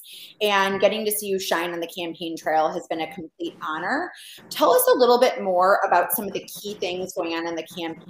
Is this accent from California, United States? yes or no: no; Chicago, Illinois, United States; as a Chicagoan and growing up there